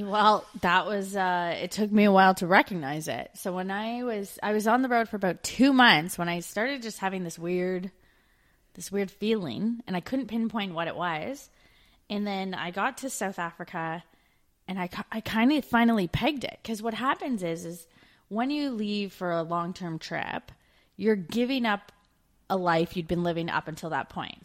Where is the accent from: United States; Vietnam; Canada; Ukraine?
Canada; moved away as an adult; also born or lived in Australia / United Kingdom